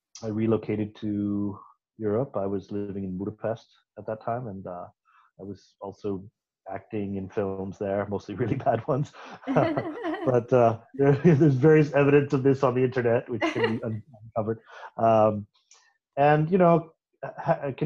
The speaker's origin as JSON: {"language": "English", "country": "Canada", "tie": "born or raised there", "said": "born in Canada in a very isolated part of the country. My father was with the National Park Service in Canada, and we lived in a lot of beautiful but very wild places."}